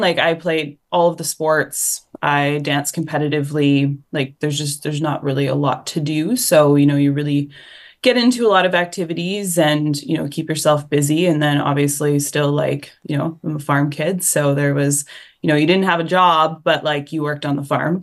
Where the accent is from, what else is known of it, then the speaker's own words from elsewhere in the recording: Forestburg, Alberta, Canada; now in Vancouver, Canada; I grew up in a really small town called Forsberg, Alberta, so two hours southeast of Edmonton